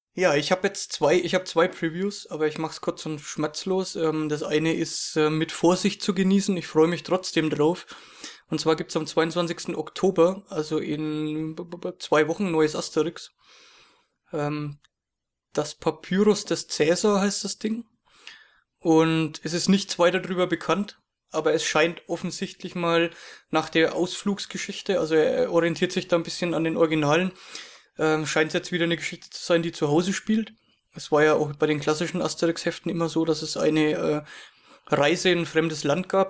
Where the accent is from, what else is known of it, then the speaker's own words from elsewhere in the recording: Germany; ich bin aus Deutschland